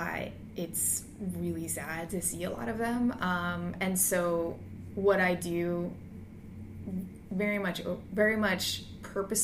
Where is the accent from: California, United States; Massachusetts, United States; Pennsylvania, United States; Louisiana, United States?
Pennsylvania, United States; Cheltenham; I am from Philadelphia, right outside in Cheltenham, and I left for school and then came back. So out of 35 years, I've only been gone for maybe 5 years